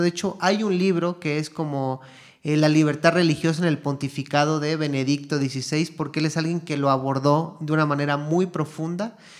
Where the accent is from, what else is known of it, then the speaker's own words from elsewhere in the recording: Mexico; moved away as an adult; now in Guatemala; yo soy mexicano de nacimiento, pero ya llevo aquí ocho años en, Guatemala